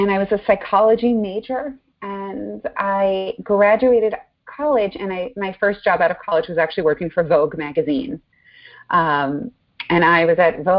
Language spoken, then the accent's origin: English; Long Island, New York, United States; I was raised outside of New York, out in Long Island